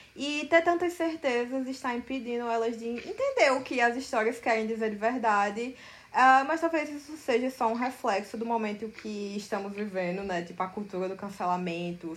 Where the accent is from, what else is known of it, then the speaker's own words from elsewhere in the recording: Campina Grande, Paraíba, Brazil; moved away as an adult; now in São Paulo, Brazil; nasci em Campina Grande, na Paraíba, mas me mudei para São Paulo em 2016 para estudar cinema e animação na FAP.